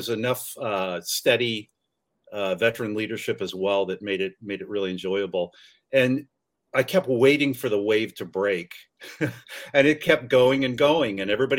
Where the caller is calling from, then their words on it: California, United States; San Francisco Bay Area. So it's 12, 15 at night or something.